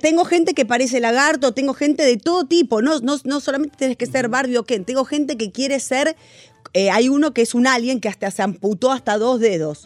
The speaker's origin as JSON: {"language": "Spanish", "country": "Argentina", "said": "yo soy argentina"}